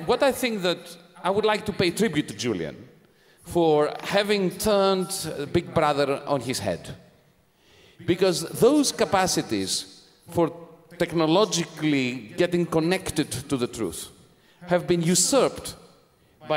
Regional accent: Greece; when I was growing up in Greece during the colonels

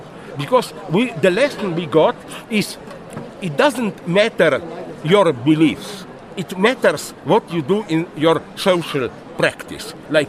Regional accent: Slovenia; English is a second language

